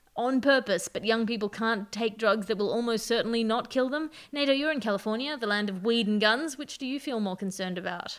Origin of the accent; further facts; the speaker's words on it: Australia; as an Australian